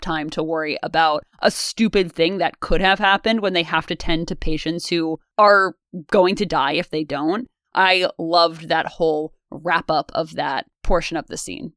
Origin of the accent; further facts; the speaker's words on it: United States; because we're American and we go to American schools